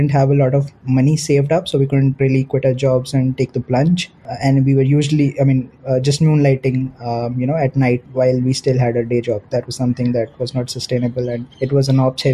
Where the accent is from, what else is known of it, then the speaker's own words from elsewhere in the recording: Delhi, India; also born or lived in Noida / Kharagpur / Gurgaon; I grew up in Delhi, went to school in and around Delhi and Noida